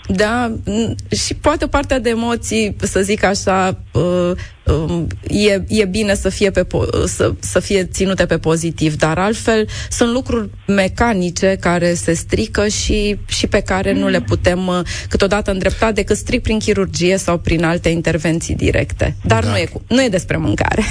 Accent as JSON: {"language": "Romanian", "country": "Romania", "said": "noi, ca români"}